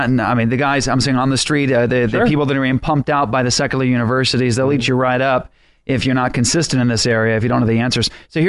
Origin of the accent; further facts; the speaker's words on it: Kentucky, United States; I grew up in Kentucky, and that's what we were taught.